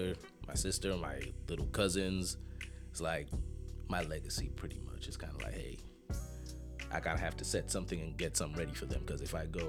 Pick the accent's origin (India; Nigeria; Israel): Nigeria; moved away as an adult; now in Jacksonville, United States; I'm from Nigeria. I've been in Jacksonville for almost 10 years